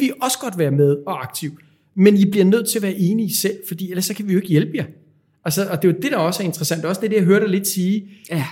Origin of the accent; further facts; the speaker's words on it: Denmark; som danskere